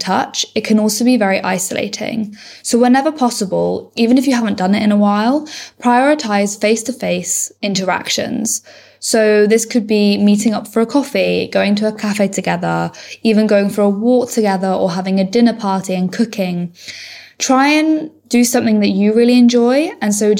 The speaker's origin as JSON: {"language": "English", "town": "Bristol", "region": "South West England", "country": "United Kingdom", "said": "I'm 20 years old and I'm from Bristol."}